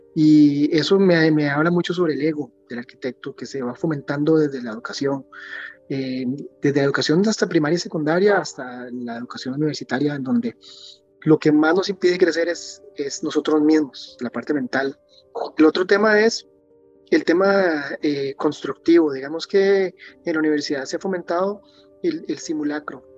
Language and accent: Spanish; Costa Rica; moved away as an adult; also born or lived in United States / London, United Kingdom; estar de vuelta en mi país después de vivir bastantes años afuera